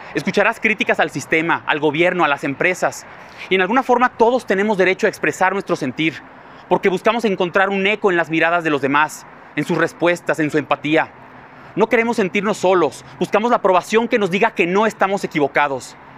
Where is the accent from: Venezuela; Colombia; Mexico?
Mexico